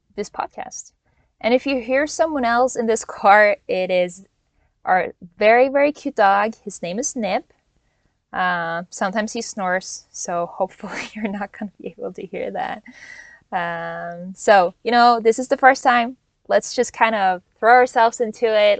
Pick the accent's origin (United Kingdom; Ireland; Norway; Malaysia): Norway; moved away as an adult; also born or lived in Hawaii; now in United States; born and raised in Norway, but went to college in Hawaii